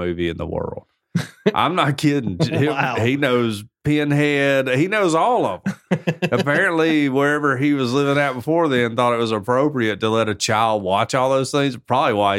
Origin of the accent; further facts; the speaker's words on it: the South, United States; We're from the South